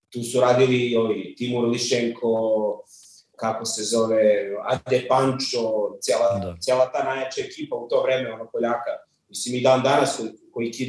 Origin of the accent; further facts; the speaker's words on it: Belgrade, Serbia; rođen sam u Beogradu, u Zemunu, odrastao u Beogradu